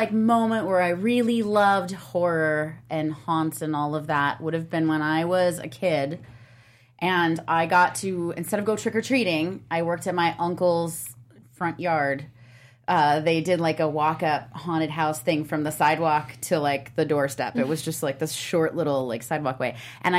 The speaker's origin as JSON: {"language": "English", "region": "Indiana", "country": "United States", "lives_now": "Los Angeles, United States", "said": "I'm from Indiana."}